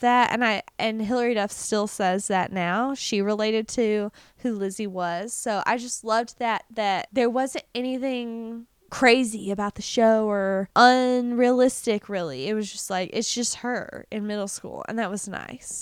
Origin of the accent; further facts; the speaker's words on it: United States; I'm American